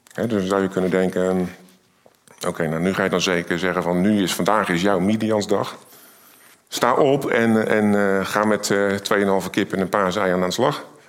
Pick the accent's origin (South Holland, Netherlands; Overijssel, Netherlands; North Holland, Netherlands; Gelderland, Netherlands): South Holland, Netherlands; Rotterdam; Ik kom uit Rotterdam.